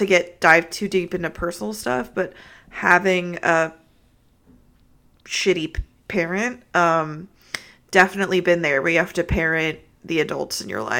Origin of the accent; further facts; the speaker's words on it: California, United States; Well, I'm from California, though.